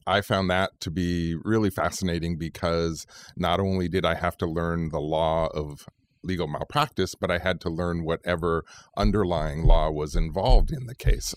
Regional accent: Central Valley, Fresno and Roseville, California, United States; moved away as an adult; also born or lived in Sacramento; now in Bay Area, United States; I was born in Southern California, but really grew up in the Central Valley and Fresno and Roseville areas

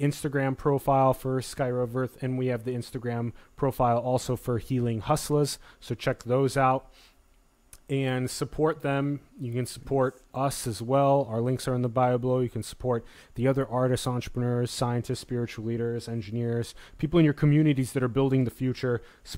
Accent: Sioux Falls, South Dakota, United States; moved away; I'm from Sioux Falls, and I did 17 winters.

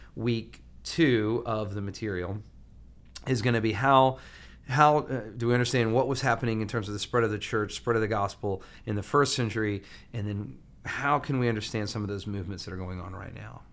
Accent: Huntsville, Alabama, United States; now in Atlanta, United States; I'm from Huntsville, Alabama

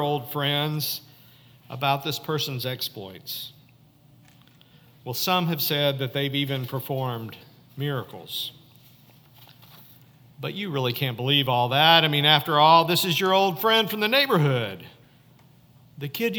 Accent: Fayetteville, Arkansas, United States; moved away; my hometown, Fayetteville, Arkansas, at 1751 Wheeler Street

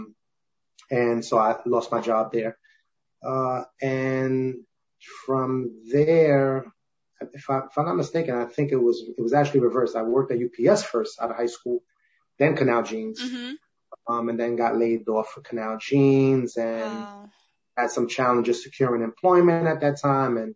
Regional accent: New York City, New York, United States; also born or lived in Bronx; I'm born and raised in Brooklyn

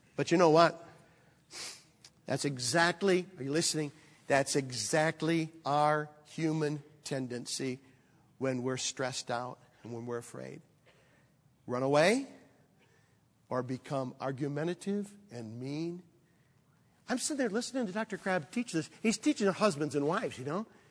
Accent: Michigan, United States; moved away; also born or lived in Chicago area; I grew up in Michigan

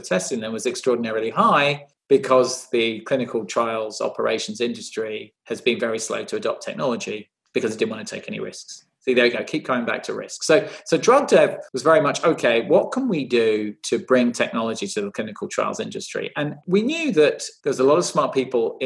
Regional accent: United Kingdom; I was born in the UK, a child to Indian immigrants

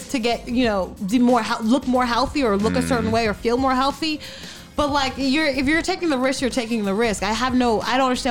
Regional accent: New York, United States; moved away; I'm like from New York. A lot of my friends are from there. Yeah. My family's still there

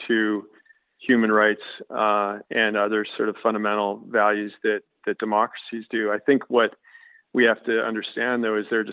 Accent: Canada; as a Canadian

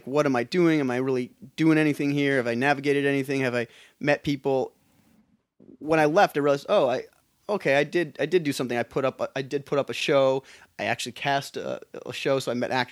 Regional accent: Minneapolis, Minnesota, United States; moved away as an adult; also born or lived in Vancouver, Canada / London, United Kingdom; now in Los Angeles, United States; I grew up in Minneapolis. Moved to Canada for undergrad.

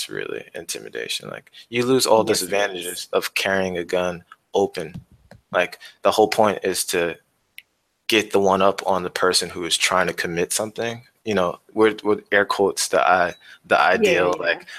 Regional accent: New York City, New York, United States; moved away as an adult; now in California, United States; Born and raised in New York

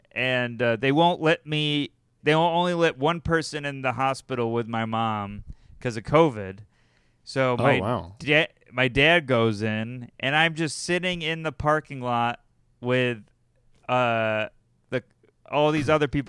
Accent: United States; I think it's because I'm American.

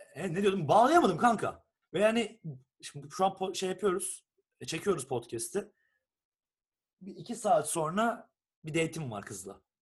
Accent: Turkey; moved away as an adult; now in Estonia; Türküz bir de.

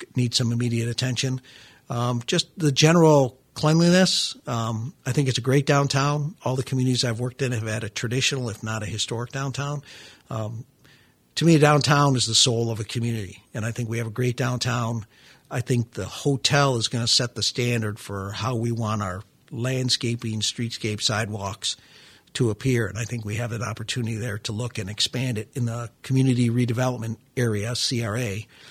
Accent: Midwest, United States; now in Florida, United States; I'm a Midwesterner by birth

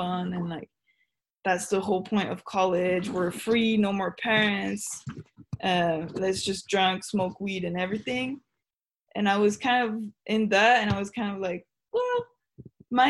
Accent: Switzerland; moved away as an adult; now in United States; I'm from Switzerland, I'm so far away from my home

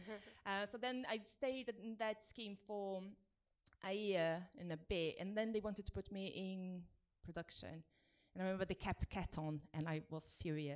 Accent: Brazil; English is a second language; moved away as an adult; now in United Kingdom; I grew up in Brazil mm-hmm. and I moved here when I was 22

